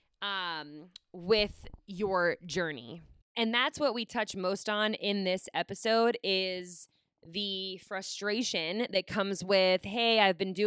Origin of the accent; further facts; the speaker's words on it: Pittsburgh, Pennsylvania, United States; when I grew up in Pittsburgh